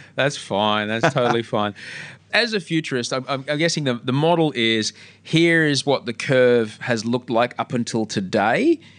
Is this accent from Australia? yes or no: yes; Australia